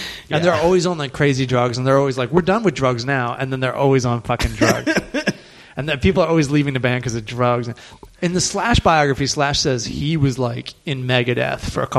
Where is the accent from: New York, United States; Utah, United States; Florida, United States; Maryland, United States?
Maryland, United States; Southern; now in Los Angeles, United States; I'm from Southern Maryland.